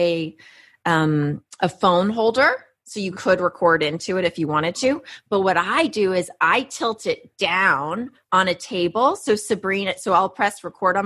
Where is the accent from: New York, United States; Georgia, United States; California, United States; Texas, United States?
Texas, United States; Houston; my hometown of Houston